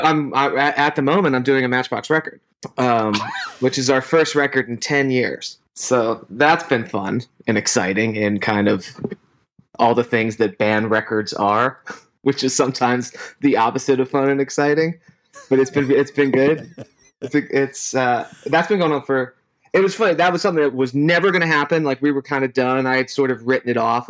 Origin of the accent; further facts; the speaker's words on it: Pittsburgh, Pennsylvania, United States; our age and growing up in Pittsburgh, you had WDVE